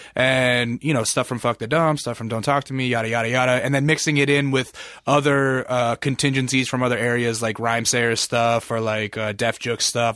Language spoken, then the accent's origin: English; Alaska, United States